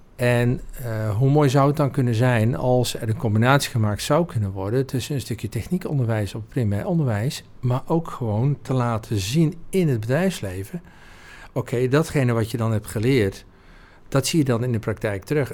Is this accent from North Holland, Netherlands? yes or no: no; Oudheusden, North Brabant, Netherlands; geboren en getogen in Oudheusden. Dat is een heel klein dorpje naast de mooie vesting Heusden.